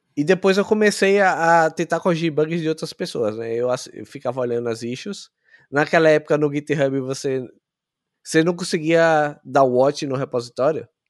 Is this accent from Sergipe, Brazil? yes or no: yes; Aracaju, Sergipe, Brazil; moved away as an adult; also born or lived in São Paulo, Brazil; Eu sou de Sergipe, é, Aracaju. Eu morei em São Paulo por cinco anos